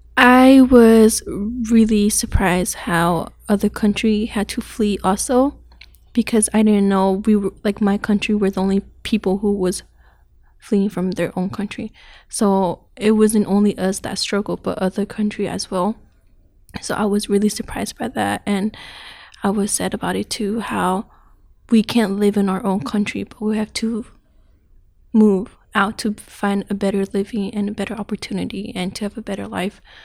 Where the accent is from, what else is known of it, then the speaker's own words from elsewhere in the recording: Thailand; now in Portland, United States; I was born in Thailand, but my parents were born in Myanmar. So they had to flee to Thailand, so that's where I was born.